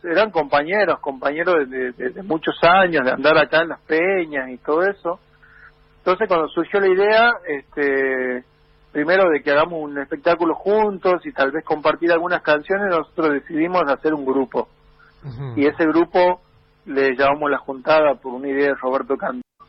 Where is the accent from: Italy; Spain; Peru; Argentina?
Argentina; Frías, Santiago del Estero; cantaba en el pueblo, en Fría donde yo, de donde yo vengo